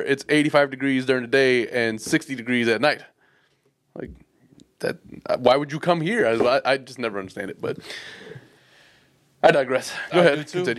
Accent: Atlanta, Georgia, United States; from Atlanta.

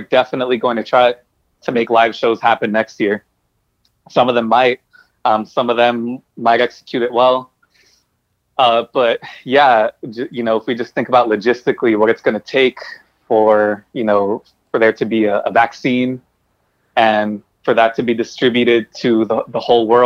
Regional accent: Bell, California, United States; also born or lived in Norwalk, California; I grew up in Bell and in, like, you know, eventually in, like, Norwalk and the Southeast

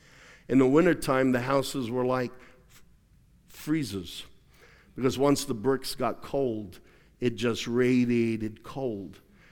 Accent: Australia; I remember growing up in Australia many times. I slept on a bed that was so broken, the springs popped through the mattress, literally.

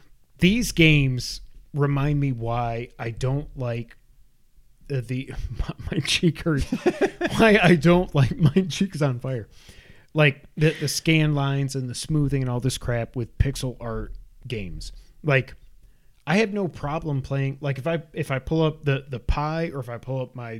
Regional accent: New York, United States; We're from New York. I don't care.

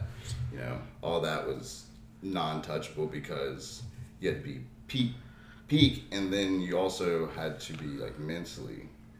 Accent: Louisiana, United States; I grew up here, from here, raised here.

